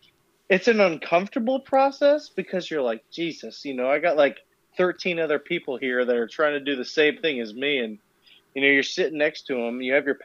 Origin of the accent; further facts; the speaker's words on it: Murrieta, California, United States; I'm from Marietta, California, and Temecula has a MEPS, or sorry, not a MEPS, but a recruiting station that has like 12 recruiters in it.